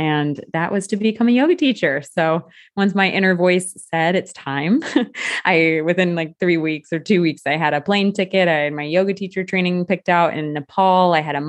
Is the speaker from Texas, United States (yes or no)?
no; California, United States; moved away as an adult; also born or lived in Iowa, United States; now in France; definitely was living in the US, born and raised in California, and did my university in the Midwest at the University of Iowa. And I was working in Iowa when this happened.